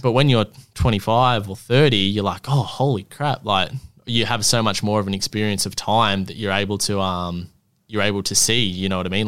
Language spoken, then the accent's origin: English; Gold Coast, Queensland, Australia; I'm twenty-four, I'm from the Gold Coast